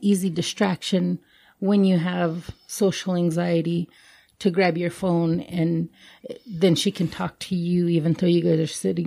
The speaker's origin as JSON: {"language": "English", "town": "Elmo", "region": "Montana", "country": "United States", "tie": "born or raised there", "said": "me and my sisters and the people we grew up with in Elmo"}